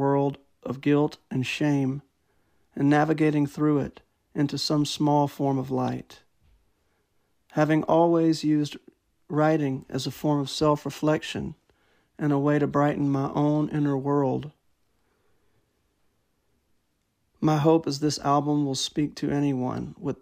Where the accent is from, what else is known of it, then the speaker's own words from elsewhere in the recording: Shreveport, Louisiana, United States; I was born in Shreveport, Louisiana, in the spring of 1990